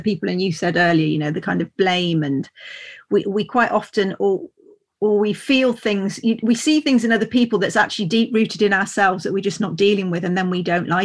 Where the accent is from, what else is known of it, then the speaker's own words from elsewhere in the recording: Worcestershire, West Midlands, United Kingdom; also born or lived in Grassington, Yorkshire; I'm from Worcestershire. I lived in Yorkshire for almost 2 years in Grassington